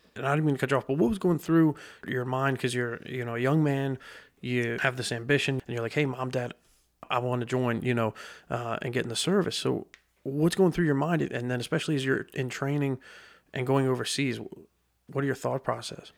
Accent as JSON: {"language": "English", "town": "Lebanon", "region": "Pennsylvania", "country": "United States", "tie": "born or raised there", "said": "growing up in Lebanon"}